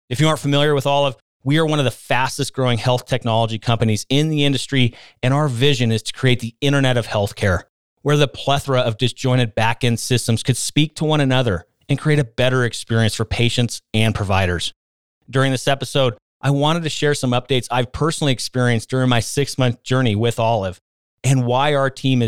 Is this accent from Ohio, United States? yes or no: yes; Ohio, United States; I was drawn in by the prescription drug abuse problem that consumed my hometown in Ohio and impacted my family personally.